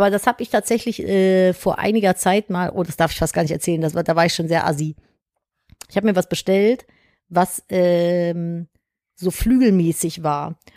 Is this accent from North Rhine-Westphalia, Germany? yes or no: yes; North Rhine-Westphalia, Germany; bei uns in Nordrhein-Westfalen